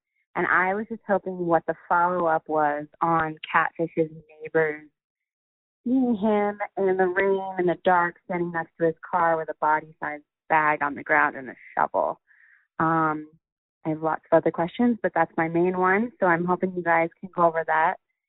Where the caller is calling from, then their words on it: Denver, Colorado, United States; I'm calling from Denver.